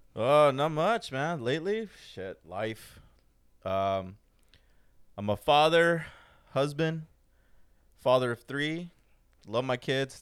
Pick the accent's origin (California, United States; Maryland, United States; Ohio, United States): California, United States; Fullerton; I grew up in Fullerton. Most of my life, Fullerton